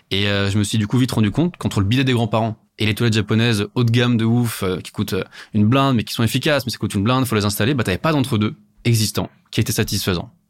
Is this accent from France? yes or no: no; Italy; Alors, moi, je suis italien. Mes grands-parents, euh, ils ont des bidets naturellement.